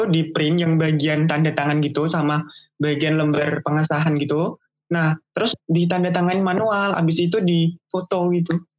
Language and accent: Indonesian; Pati, Central Java, Indonesia; aku berasal dari Pati, Jawa Tengah.